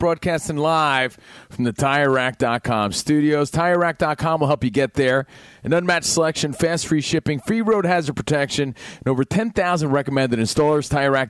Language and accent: English; Union, New Jersey, United States; I grew up in New Jersey. I grew up in Union.